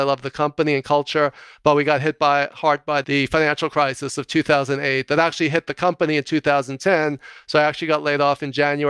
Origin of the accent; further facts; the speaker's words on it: New York, United States; because I'm a New Yorker.